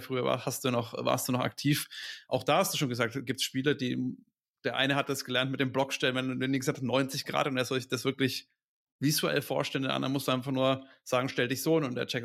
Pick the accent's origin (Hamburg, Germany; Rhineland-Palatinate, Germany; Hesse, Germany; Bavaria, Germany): Bavaria, Germany; Franconia; Bei uns in Franken